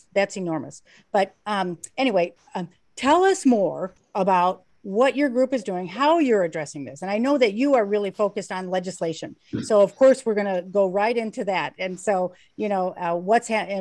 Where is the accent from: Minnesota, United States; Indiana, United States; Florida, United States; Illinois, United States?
Indiana, United States; Beverly Shores; I grew up in Beverly Shores